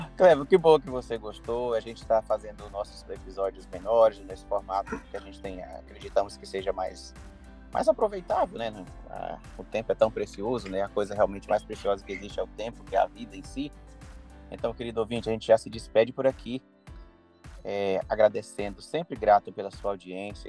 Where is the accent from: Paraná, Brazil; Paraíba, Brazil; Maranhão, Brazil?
Maranhão, Brazil; Carolina; moved away; eu estou na minha cidade natal, na cidade de Carolina, estado do Maranhão, onde eu nasci e cresci